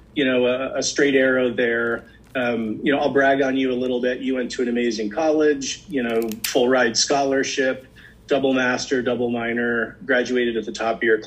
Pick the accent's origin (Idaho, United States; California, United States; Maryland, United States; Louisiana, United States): Maryland, United States; Potomac; I'm from Potomac, Maryland